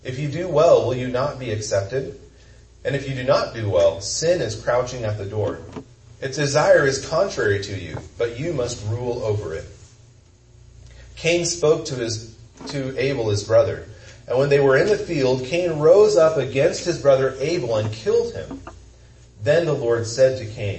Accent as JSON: {"language": "English", "region": "Kansas", "country": "United States", "said": "I'm from Kansas"}